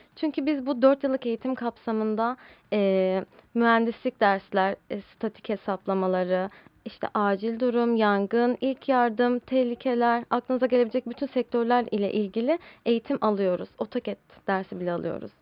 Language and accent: Turkish; Istanbul, Turkey; İstanbul'da doğdum. İstanbul'da yetiştim.